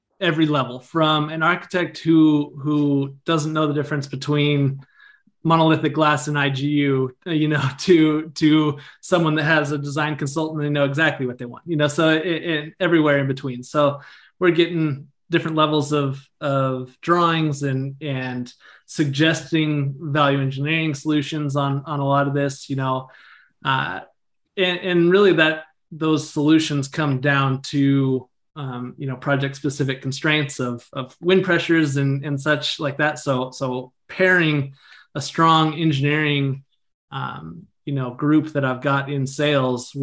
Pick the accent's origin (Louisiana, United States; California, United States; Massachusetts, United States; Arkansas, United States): California, United States; Northern; also born or lived in Grass Valley, California / Reno, Nevada; I'm from Northern California. So I live in the foothills between Sacramento and Tahoe in a little town called Grass Valley.